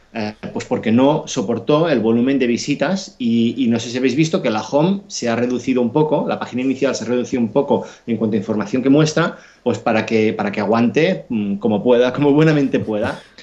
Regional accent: Catalonia, Spain; yo soy catalán

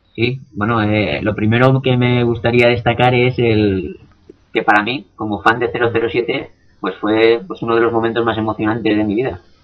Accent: Valencian Community, Spain; no es por ser valenciano y que sea mi tierra

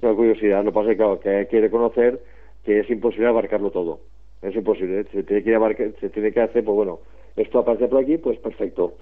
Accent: Barcelona, Catalonia, Spain; aquí, desde mi pueblo, Barcelona

